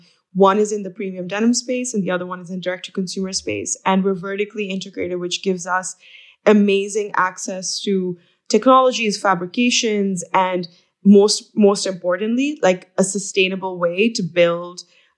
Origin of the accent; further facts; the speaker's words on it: Pakistan; So I am from Pakistan. So my family has been in denim for over 3 decades.